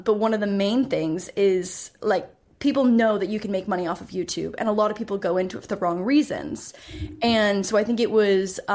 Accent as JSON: {"language": "English", "country": "Canada", "also_born_or_lived": "Toronto", "said": "I'm Canadian. So I was in Toronto for university"}